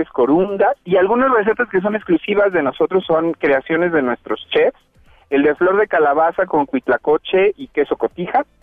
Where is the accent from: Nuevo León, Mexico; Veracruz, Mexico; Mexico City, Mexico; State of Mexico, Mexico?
State of Mexico, Mexico; somos mexiquenses